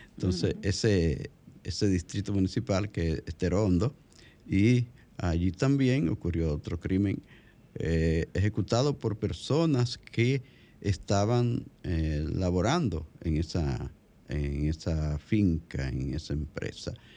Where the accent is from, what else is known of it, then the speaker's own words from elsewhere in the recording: La Vega, Dominican Republic; ese es mi pueblo. La, la ciudad olímpica de La Vega